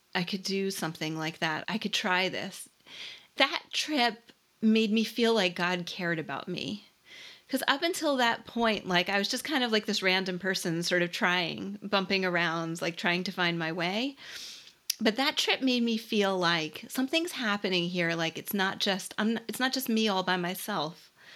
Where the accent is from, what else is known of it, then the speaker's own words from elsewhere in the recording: Philadelphia, Pennsylvania, United States; I grew up in Philadelphia